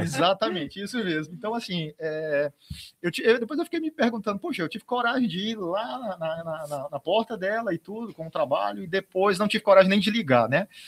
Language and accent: Portuguese; Itapiúna, Ceará, Brazil; cidade onde eu nasci, né, que é Itapiúna